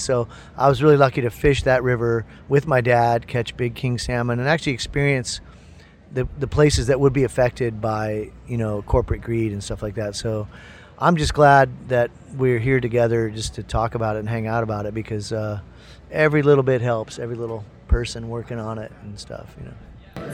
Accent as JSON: {"language": "English", "region": "Midwest", "country": "United States", "said": "I'm from the Midwest"}